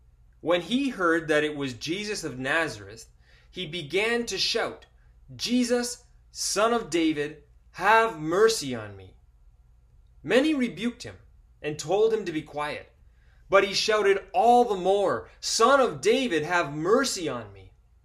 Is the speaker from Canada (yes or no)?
no; Ecuador; Where I grew up in Ecuador, among the tribes there, it was common for them to blow smoke, special kinds of smoke over people, believing that that cured and cleaned them.